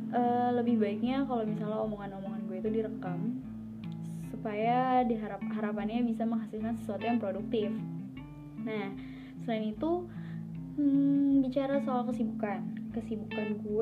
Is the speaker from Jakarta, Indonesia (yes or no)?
yes; Jakarta, Indonesia; also born or lived in Bekasi; now in Surakarta, Indonesia; gue lahir dan besarnya di Jakarta. Sekolah dari SD, SMP, SMK, itu juga di Jakarta kemudian uh, satu tahun setelah lulus SMK gue kuliah di Solo